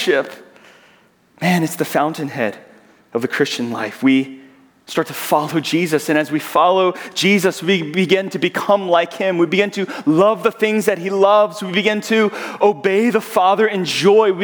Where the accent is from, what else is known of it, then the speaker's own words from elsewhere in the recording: Georgia, United States; accent: southern; moved away as an adult; now in Southern California, United States; I'm from Georgia, and so as I get excited, you'll hear my southern accent come out. I will say y'all